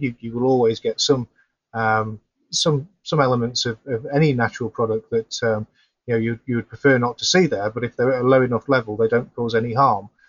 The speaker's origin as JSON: {"language": "English", "region": "Yorkshire and the Humber", "country": "United Kingdom", "also_born_or_lived": "Sheffield", "moved": "yes", "said": "I'm originally from South Yorkshire, that area, so I do go back to, to visit family and friends occasionally"}